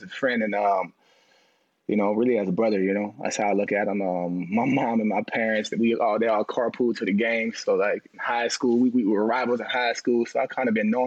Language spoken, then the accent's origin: English; New Orleans, Louisiana, United States; I'm from New Orleans